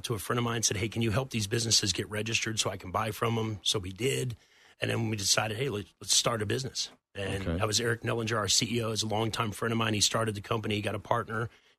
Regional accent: Texas, United States; accent: Texas; Because I lived with New Yorkers for a year, so completely lost my Texas accent.

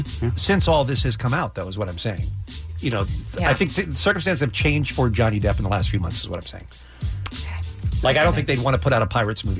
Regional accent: Boston, Massachusetts, United States; I grew up in Boston and I thought the line down the middle of the street was the equator.

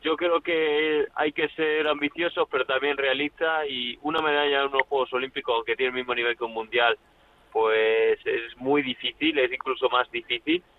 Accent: Llerena, Extremadura, Spain; en mi tierra, en Llerena y Extremadura

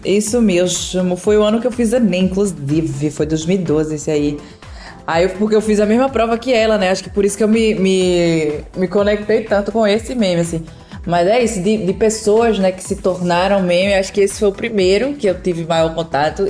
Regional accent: Pernambuco, Brazil; eu sou pernambucana

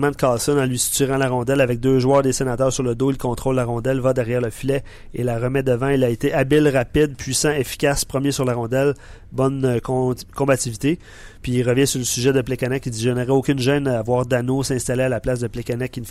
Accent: Quebec, Canada; Je suis Beauceron, j'étais à Ottawa samedi pour le match

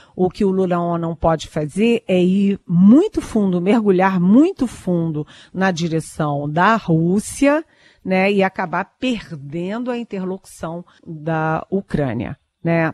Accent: Rio de Janeiro, Brazil; eu que sou carioca

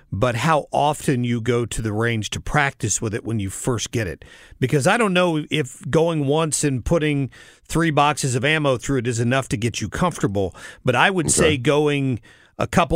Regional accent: the South, United States; I'm from the South.

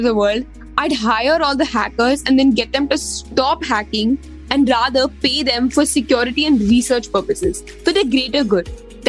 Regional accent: India

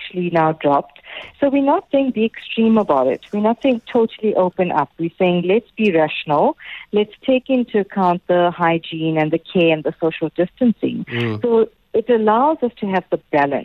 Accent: South Africa; as South Africans, we have a strong beer culture

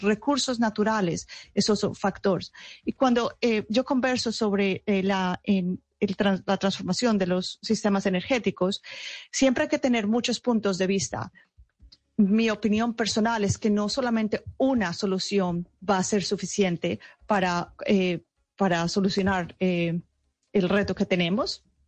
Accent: Paisa, Antioquia, Colombia; moved away; hace muchos años ya salí de Colombia, pero eh, toda mi familia está en Colombia y soy muy orgullosa de ser paisa.

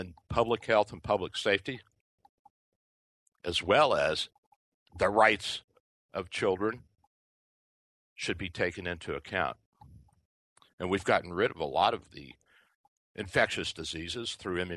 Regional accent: Kentucky, United States; now in Tampa, United States; Kentucky, my home state

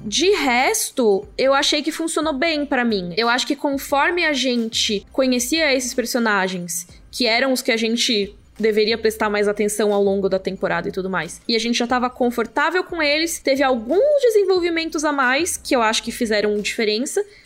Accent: Brazil; como brasileiro

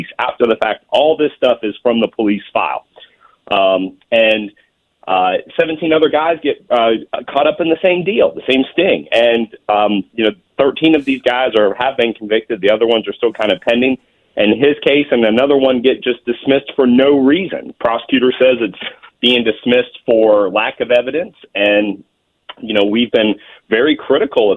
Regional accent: Virginia Beach, Virginia, United States; I'm from Virginia Beach. I live in Virginia Beach

